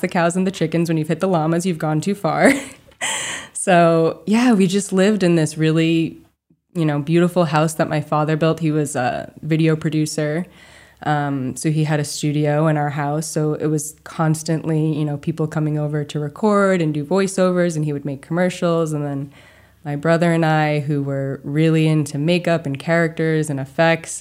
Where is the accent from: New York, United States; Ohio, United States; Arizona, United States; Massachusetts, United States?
Massachusetts, United States; Charlton; I grew up in rural Massachusetts, um, right outside of, well, I guess it's kind of considered Western Massachusetts, some people say, but it's a little town called Charlton